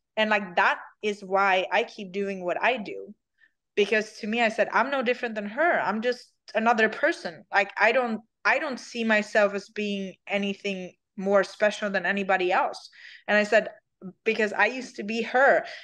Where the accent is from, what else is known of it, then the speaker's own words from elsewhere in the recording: Sweden; English is a second language; moved away as an adult; now in United States; I'm from Sweden